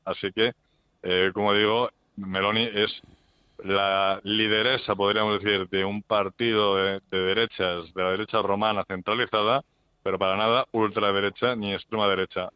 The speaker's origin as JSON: {"language": "Spanish", "country": "Spain"}